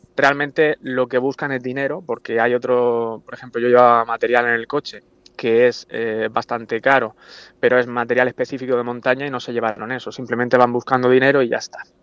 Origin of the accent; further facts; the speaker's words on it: Orihuela, Valencian Community, Spain; yo soy de Orihuela